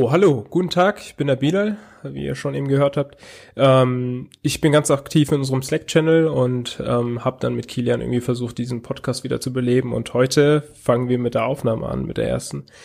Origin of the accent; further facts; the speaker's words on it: Hesse, Germany; now in Tübingen, Germany; Also ich komme eigentlich aus Hessen, bin aber jetzt im Ländle. Also in der Nähe von Tübingen.